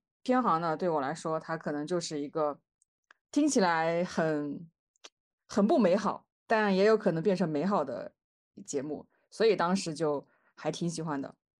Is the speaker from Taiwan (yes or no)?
no; northern China, China; 那这个像我们北方人的话，就是侄女和侄女儿的区别。